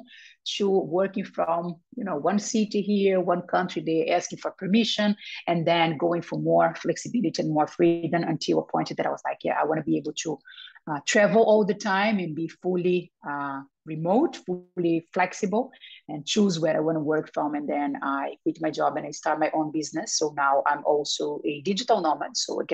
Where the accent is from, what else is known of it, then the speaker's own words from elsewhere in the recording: Brazil; moved away; also born or lived in Spain; I was born in Brazil. I lived for 15 years in Spain